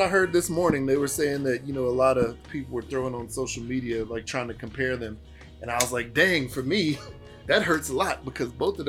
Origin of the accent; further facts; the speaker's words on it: Houston, Texas, United States; I grew up in Houston, Texas.